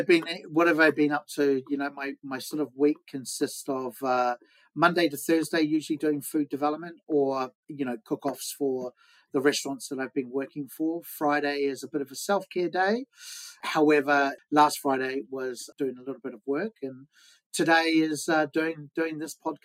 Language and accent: English; Wellington, New Zealand; moved away as an adult; now in London, United Kingdom; I'm from New Zealand, yeah, Wellington, New Zealand.